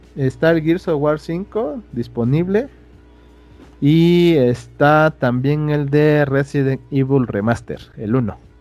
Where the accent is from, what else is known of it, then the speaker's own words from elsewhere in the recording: Mexico; como ciudadano mexicano